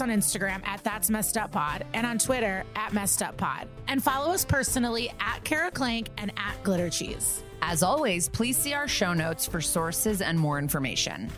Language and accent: English; Skokie, Illinois, United States; I'm from Skokie